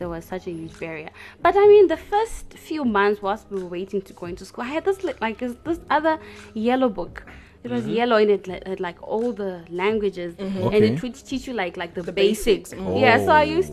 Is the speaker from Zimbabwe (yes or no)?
yes; Zimbabwe; now in South Africa; we are all Zimbabweans here